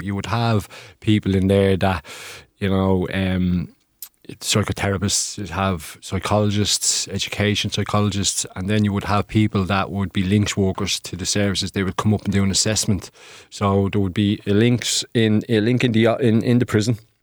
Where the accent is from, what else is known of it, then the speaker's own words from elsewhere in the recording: Dublin, Leinster, Ireland; northeast in our city, which, uh, my family and I are originally from